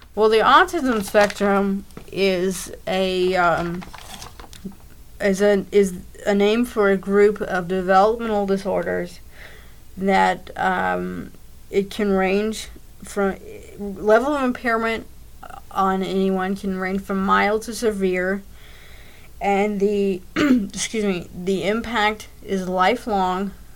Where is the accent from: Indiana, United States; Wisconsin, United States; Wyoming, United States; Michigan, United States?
Indiana, United States; Greater Louisville area, Southern; raised uh, Southern Indiana, Greater Louisville area.